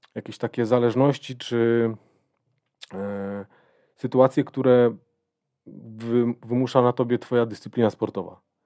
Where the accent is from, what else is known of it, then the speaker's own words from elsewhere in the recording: Będzin, Silesian Voivodeship, Poland; moved away as an adult; now in Katowice, Poland; jestem z Będzina, pochodzę z Będzina. Y, od kilku lat mieszkam w Katowicach